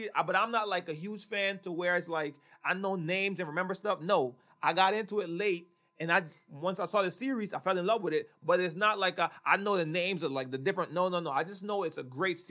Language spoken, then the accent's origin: English; Honduras; moved away; I grew up in Honduras, for y'all that don't know, we grew up in Honduras